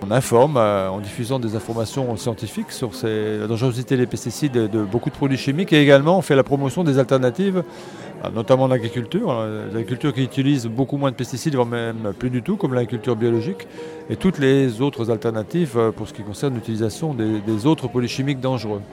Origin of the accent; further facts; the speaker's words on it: Picardy, Hauts-de-France, France; chez moi en Picardie